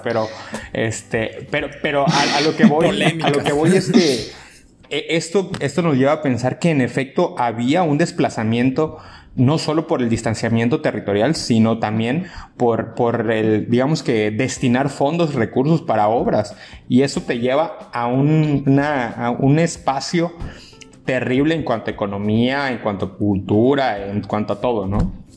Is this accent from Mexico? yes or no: yes; Ciudad del Carmen, Campeche, Mexico; now in Mérida, Mexico; yo soy muy, muy orgulloso de haber nacido en Ciudad del Carmen, Campeche